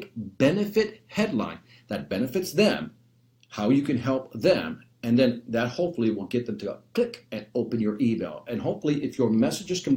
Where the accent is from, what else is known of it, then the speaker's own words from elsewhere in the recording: Chicago, Illinois, United States; We were born and raised in Chicago, right here.